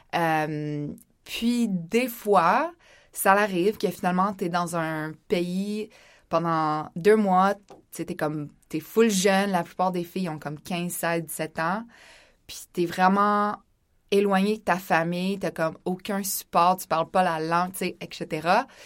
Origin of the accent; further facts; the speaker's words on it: Laurentides, Quebec, Canada; j'ai grandi dans les Laurentides